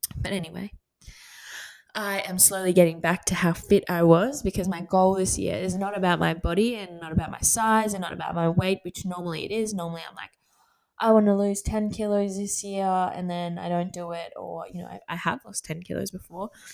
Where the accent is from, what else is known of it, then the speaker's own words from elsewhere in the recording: Gold Coast, Queensland, Australia; moved away as an adult; now in Sydney, Australia; I'm from the Gold Coast and I have so many friends up there